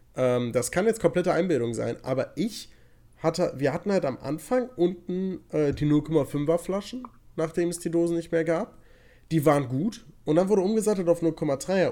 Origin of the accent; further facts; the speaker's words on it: Cologne area, North Rhine-Westphalia, Germany; now in Berlin, Germany; Wir kommen natürlich aus, äh, aus der Umkreis Köln.